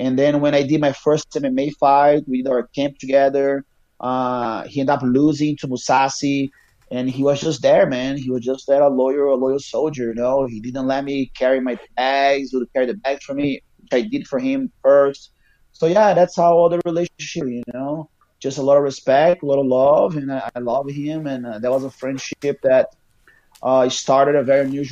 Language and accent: English; Manaus, Amazonas, Brazil; English is a second language; moved away as an adult; also born or lived in Rio de Janeiro, Brazil / Ohio, United States; now in United States; I am from Manaus